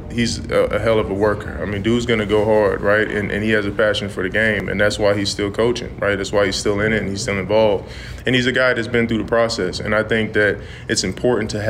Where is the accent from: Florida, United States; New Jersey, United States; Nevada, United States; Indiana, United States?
Nevada, United States; Las Vegas; anytime I get to tell people I'm from Vegas, it's it's always the same reaction.